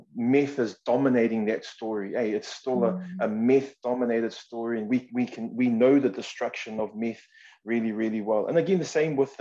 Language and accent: English; Auckland, New Zealand; also born or lived in Samoa; I was born in Samoa and raised in the most amazing part of the world, which is Mangere in South Auckland